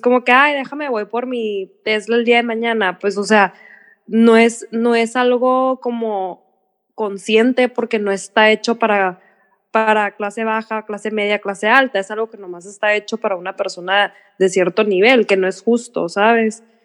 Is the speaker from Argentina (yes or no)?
no; Mexico; yo en Estados Unidos no llego a un lugar y digo, ay, todo el mundo es blanco y yo soy mexicana